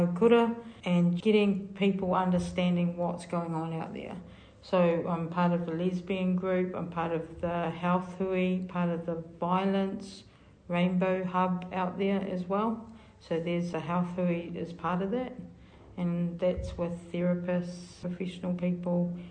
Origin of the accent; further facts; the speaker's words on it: Hamilton, Waikato, New Zealand; also born or lived in South Auckland; I'm from Kirikiri Roa, but born up in South Auckland